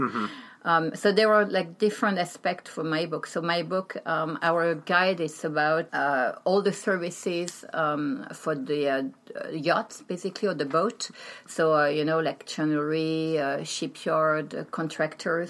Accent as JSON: {"language": "English", "town": "Paris", "region": "Île-de-France", "country": "France", "tie": "born or raised there", "also_born_or_lived": "Brittany", "said": "I'm from France. Um, born and raised in Paris."}